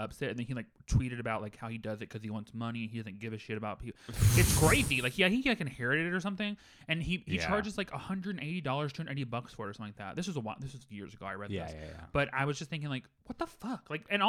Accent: the South, United States; I'm from the South. We had corn up the wazoo.

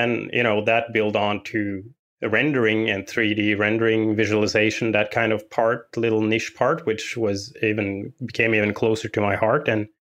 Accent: Norway; I am from Norway.

